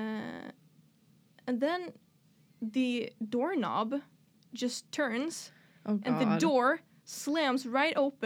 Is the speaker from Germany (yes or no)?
no; Sweden; English is a second language; I'm from Sweden.